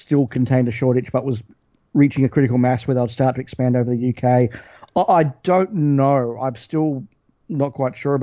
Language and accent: English; Australia; stuff that we would have watched as kids growing up in Australia on the ABC